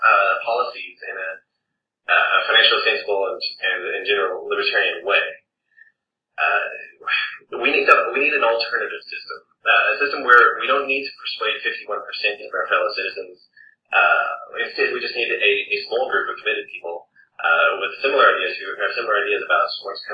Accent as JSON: {"language": "English", "country": "New Zealand", "also_born_or_lived": "Scotland / England / Taiwan / Canada", "moved": "yes", "said": "I'm a New Zealander, and I've lived in various parts of the world, Scotland, England, Taiwan, Canada"}